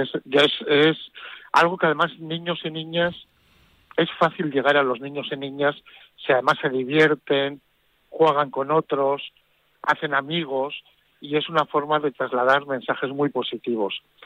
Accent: San Sebastián, Basque Country, Spain; como soy donostiarra, muy de la Real Sociedad. Desde que era pequeño

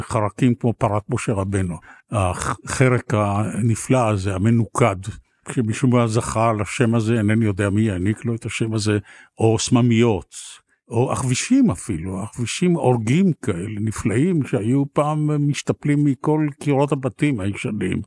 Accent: Tel Aviv, Tel Aviv District, Israel; גדלנו בצפון תל אביב

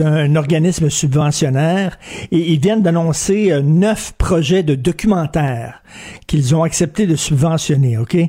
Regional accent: Quebec, Canada; l'histoire du Québec, d'où on vient

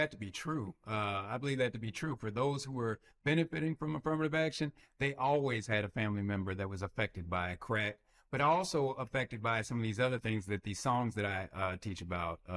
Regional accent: Yakima, Washington, United States; I come from Yakima, Washington

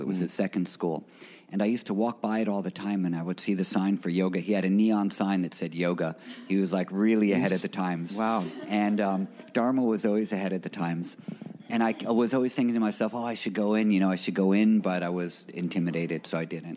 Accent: New York City, New York, United States; I'm from New York City, a native New Yorker. Um, I grew up in Greenwich Village

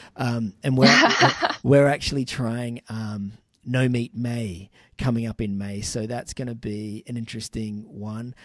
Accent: Sydney, New South Wales, Australia; moved away; I'm originally from Sydney

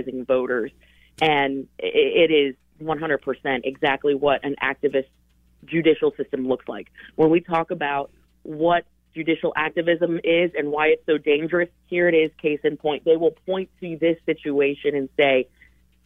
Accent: Colorado, United States; my home state. That's where I was born and raised

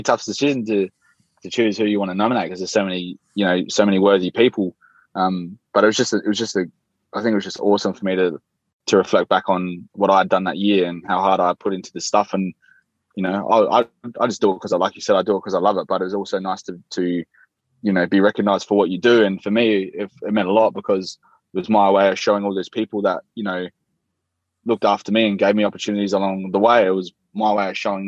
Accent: Salisbury, South Australia, Australia; I grew up in Salisbury in the northern suburbs of Adelaide

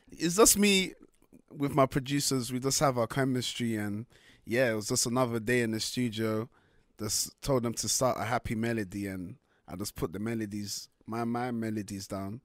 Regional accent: London, United Kingdom; first language French; I was born and raised in London, so my French is kinda trash

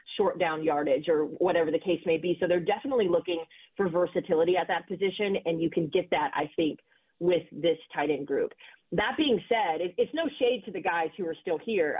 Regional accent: Texas, United States; my home state of Texas.

